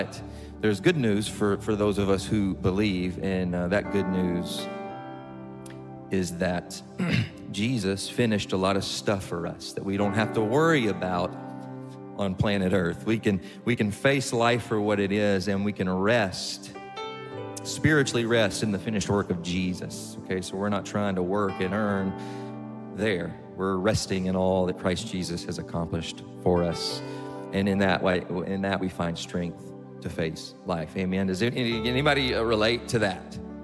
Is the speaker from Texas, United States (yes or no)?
yes; East Texas, United States; moved away; I grew up in East Texas